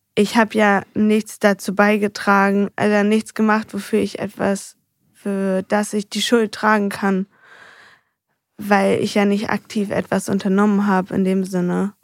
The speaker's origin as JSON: {"language": "German", "town": "Heinsen", "country": "Germany", "tie": "born or raised there", "also_born_or_lived": "Andorf", "said": "mit vier sind wir von Andorf nach Heinsen gezogen, also umgezogen in mein neues Elternhaus."}